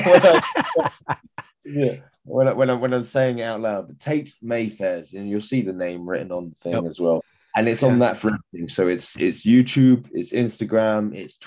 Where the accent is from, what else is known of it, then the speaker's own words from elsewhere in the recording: England, United Kingdom; as an Englishman